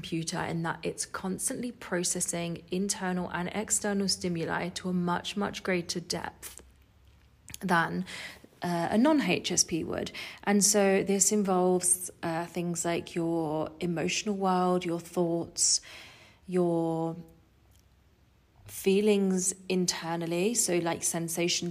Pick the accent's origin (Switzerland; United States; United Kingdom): United Kingdom; Essex, East of England; moved away as an adult; also born or lived in Australia; I was born in Essex in England, and I grew up in a family of six